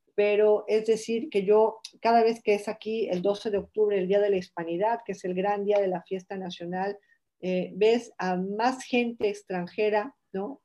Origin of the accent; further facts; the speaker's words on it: Morelia, Michoacán, Mexico; moved away as an adult; also born or lived in Uruapan, Michoacán / Mexico City; now in Spain; yo nazco en Uruapan, pero luego me voy a vivir a Morelia y yo pues todos mis recuerdos de la niñez